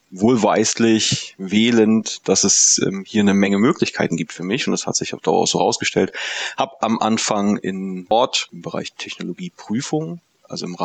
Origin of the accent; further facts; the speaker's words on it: Mecklenburg-Vorpommern, Germany; moved away as an adult; Ursprünglich komme ich aus der Nähe von Usedom, also ganz vom Land, ähm, und bin aber fürs Studium dann in die in den Süden Deutschlands gegangen, habe ein BA-Studium in Mannheim gemacht